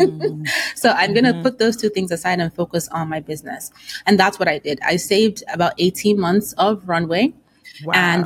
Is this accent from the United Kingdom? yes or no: no; Nigeria; I come from an African household. I'm Nigerian